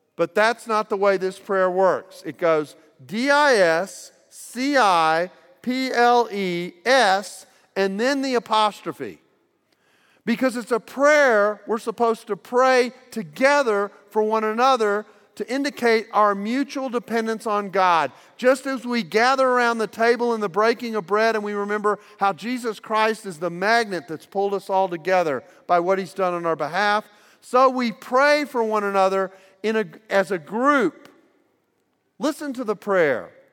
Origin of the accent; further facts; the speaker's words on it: United States; I'm from the United States